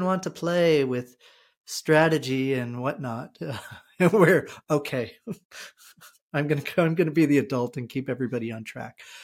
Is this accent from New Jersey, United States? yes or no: yes; New Jersey, United States; moved away as an adult; also born or lived in Texas; now in Vermont, United States; I'm from New Jersey